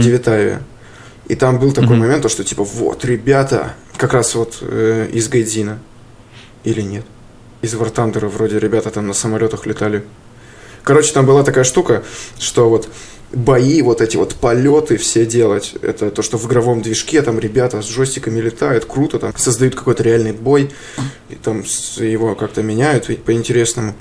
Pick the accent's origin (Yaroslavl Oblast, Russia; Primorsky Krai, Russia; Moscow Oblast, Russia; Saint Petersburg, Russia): Yaroslavl Oblast, Russia; now in Moscow, Russia; в Ярославскую область. Уезжаю из Москвы